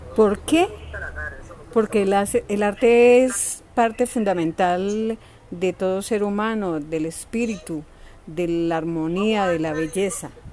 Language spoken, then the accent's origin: Spanish; Cali, Valle del Cauca, Colombia; gestora cultural de la Comuna 9, artista del Valle del Cauca y de Cali